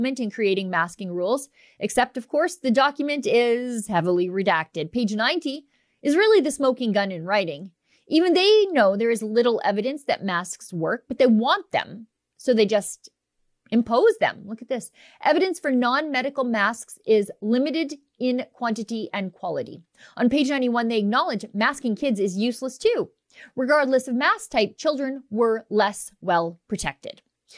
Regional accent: Canada; As a Canadian, it was really shocking to see just the ecological carnage unfolding at the border.

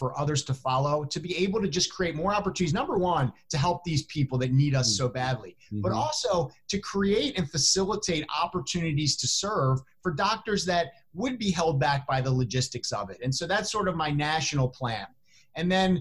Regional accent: Chicago, Illinois, United States; within Chicago, here in my hometown

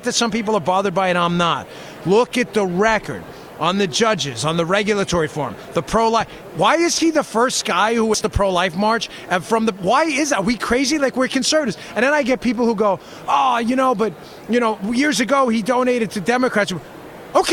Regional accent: New York, United States; I'm from New York. It doesn't bother me.

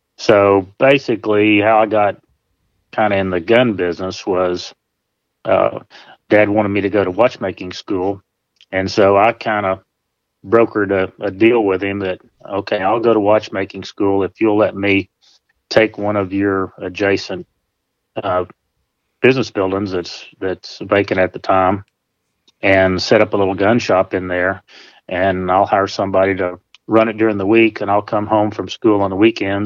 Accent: Berryville, Arkansas, United States; moved away as an adult; also born or lived in Eureka Springs, Arkansas / Northeast Texas; now in Texas, United States; I was born in Eureka Springs and spent most of my life in Berryville

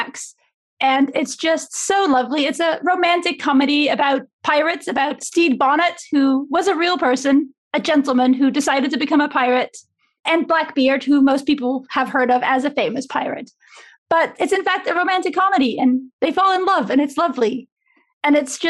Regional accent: Amsterdam, North Holland, Netherlands; I grew up here. I'm born and raised in Amsterdam, so I don't know anywhere else

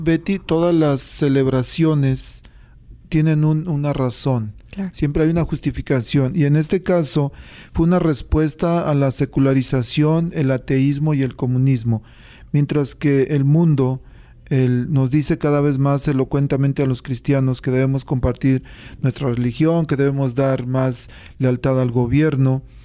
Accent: Mexico; born or raised there

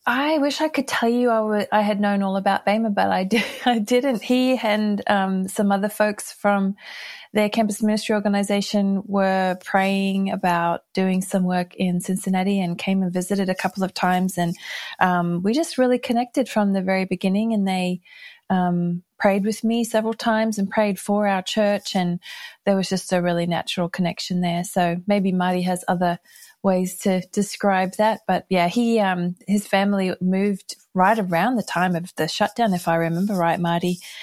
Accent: Brisbane, Queensland, Australia; moved away as an adult; also born or lived in United States / United Kingdom; I grew up here in Brisbane, Australia, and we left in nineteen eighty-nine

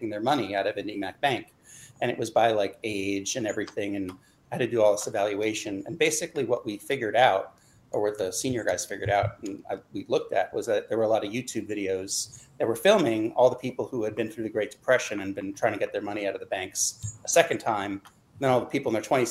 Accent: New Jersey, United States; moved away as an adult; now in Washington, D.C., United States; I moved actually from New Jersey originally

